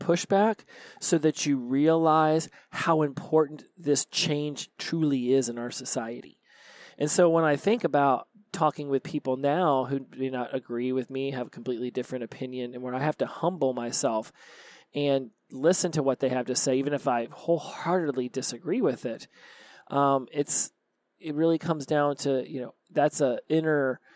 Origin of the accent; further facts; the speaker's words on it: United States; I'm from the United States